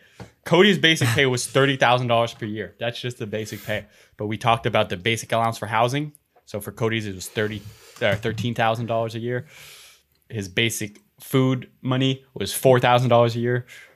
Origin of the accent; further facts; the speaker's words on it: Canada; Can't handle the habanero. I'm Canadian.